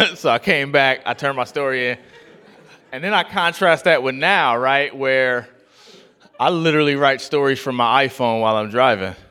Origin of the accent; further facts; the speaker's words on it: Oakland, California, United States; also born or lived in Atlanta; I grew up in Oakland, and I went to Oakland Tech